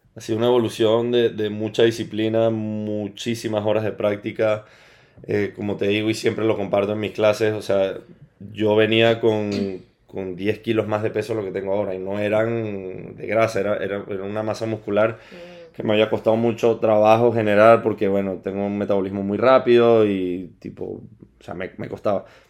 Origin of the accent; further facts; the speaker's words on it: Caracas, Capital District, Venezuela; moved away as an adult; also born or lived in Lisbon / Southampton / Mexico / Colombia; now in Madrid, Spain; Yo soy de Venezuela, o sea, nacido y criado en, en Caracas, Venezuela